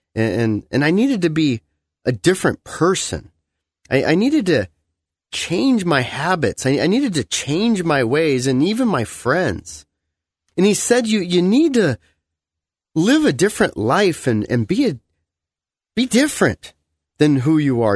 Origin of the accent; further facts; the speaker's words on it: United States; as an American, when you meet Christians from the, around the world, you realize that a lot of our beliefs are really more American beliefs